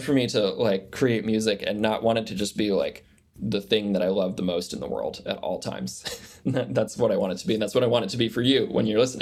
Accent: United States; growing up in the United States and born in 1991

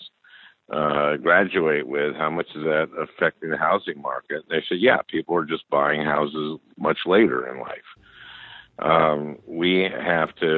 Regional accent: St. Louis Park, Minnesota, United States; I grew up in St. Louis Park, Minnesota, in a two-bedroom, one-bath house

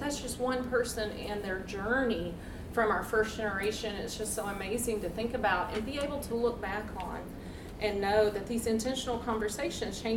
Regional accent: United States; first language English; I'm American, I speak one language, English

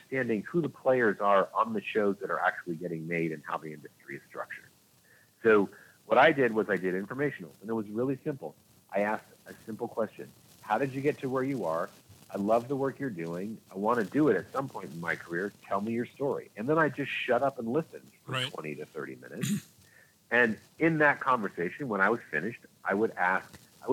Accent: Orange County, California, United States; moved away as an adult; also born or lived in Los Angeles; I grew up in Orange County, California

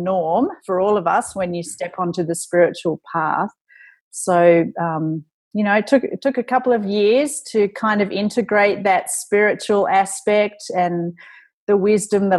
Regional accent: Australia; being Australian

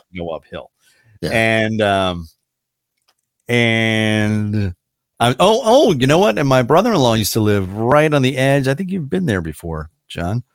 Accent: Emmitsburg, Maryland, United States; growing up in Emmitsburg, Maryland, or going to school in Emmitsburg, Maryland

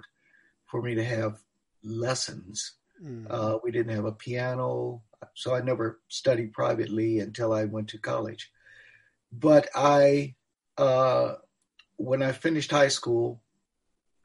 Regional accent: Cleveland, Ohio, United States; moved away as an adult; also born or lived in Knoxville; I grew up in Cleveland.

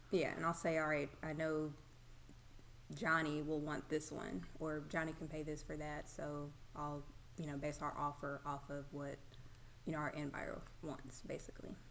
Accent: Madison, Mississippi, United States; also born or lived in Memphis, Tennessee / Rankin County, Mississippi; I'm … from Madison. I went to Madison Central High School

